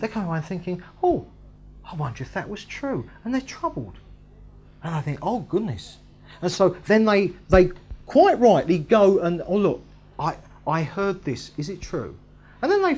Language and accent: English; England, United Kingdom; I am technically English